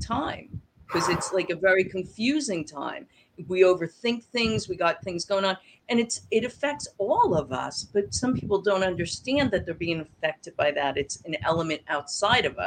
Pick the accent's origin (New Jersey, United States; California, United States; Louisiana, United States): New Jersey, United States; moved away; also born or lived in Florida; I was born in New Jersey also